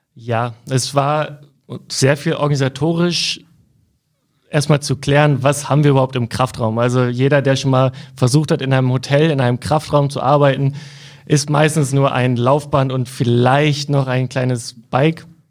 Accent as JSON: {"language": "German", "town": "Cuxhaven", "region": "Lower Saxony", "country": "Germany", "said": "Ich komme aus Cuxhaven"}